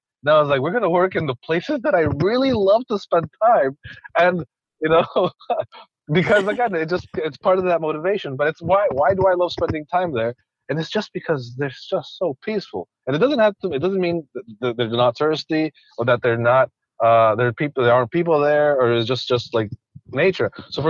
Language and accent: English; Andes, Ecuador; so I grew up in Ecuador, so I grew up in the middle of the Andes. I would see cloud forests all the time, and it didn't click.